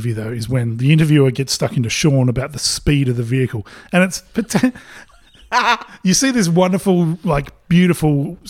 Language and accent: English; Port Pirie, South Australia, Australia; the people that I grew up with in Port Pirie.